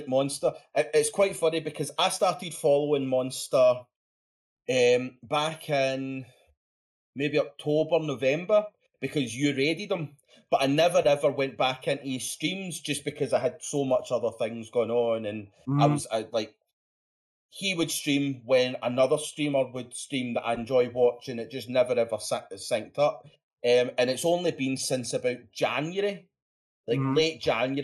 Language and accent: English; Scotland, United Kingdom; accent: Scottish; I'm Scottish